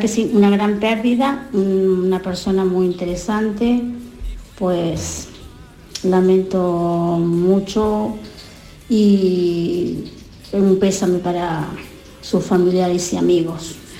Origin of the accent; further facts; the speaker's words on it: Uruguay; now in Almería, Spain; yo soy de Uruguay y me acuerdo que en mi época adolescente em, lo miramos, el programa, pero se llamaba El Perro Verde